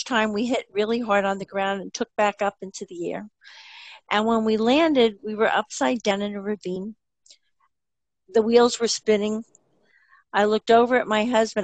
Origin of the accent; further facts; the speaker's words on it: New Jersey, United States; as you can tell from my accent, I'm from New Jersey